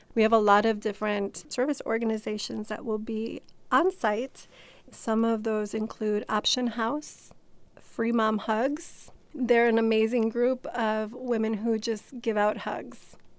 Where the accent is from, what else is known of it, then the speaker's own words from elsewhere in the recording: Chicago, Illinois, United States; I grew up in Chicago